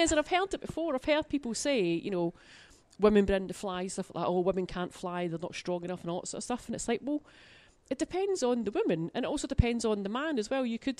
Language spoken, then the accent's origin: English; Glasgow, Scotland, United Kingdom; Well, I'm from Glasgow for a start.